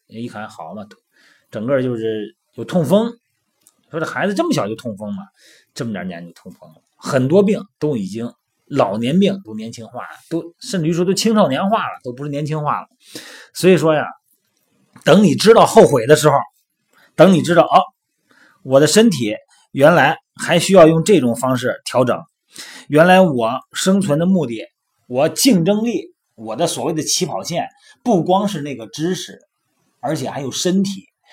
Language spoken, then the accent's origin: Chinese; Shandong, China; 我们小时候啊，捉迷藏、跳皮筋儿，还有我们那个小时候还有什么叫背鞋底，我们山东那边儿